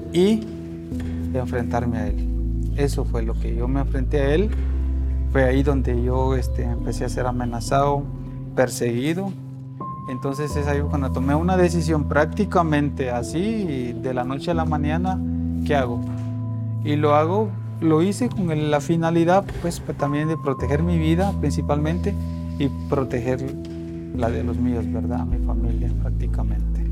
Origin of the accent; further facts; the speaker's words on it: Guatemala; moved away as an adult; now in Mexico City, Mexico; soy de Guatemala